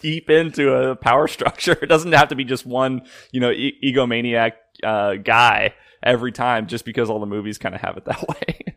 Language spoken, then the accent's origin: English; Illinois, United States; I'm from Illinois